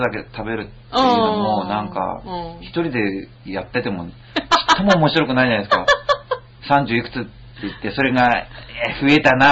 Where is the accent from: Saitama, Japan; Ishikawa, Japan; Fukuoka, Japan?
Ishikawa, Japan; まあ僕の出身石川なんで